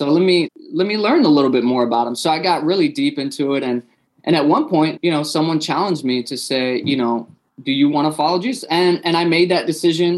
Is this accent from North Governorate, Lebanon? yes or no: no; Beirut, Beirut Governorate, Lebanon; also born or lived in Philadelphia, United States; now in United States; I was born in Lebanon, Beirut, was a Muslim for the first 20 years of my life. So immigrated to the States as a refugee.